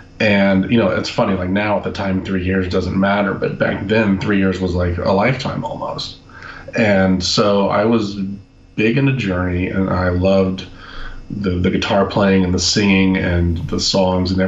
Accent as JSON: {"language": "English", "region": "Texas", "country": "United States", "tie": "born or raised there", "also_born_or_lived": "California", "moved": "yes", "said": "I grew up in Texas"}